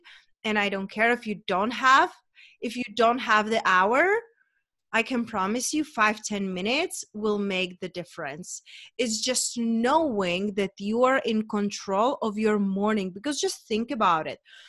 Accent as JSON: {"language": "English", "country": "Czechia", "also_born_or_lived": "London / Spain", "moved": "as an adult", "lives_now": "United States", "said": "I'm originally from Czech Republic"}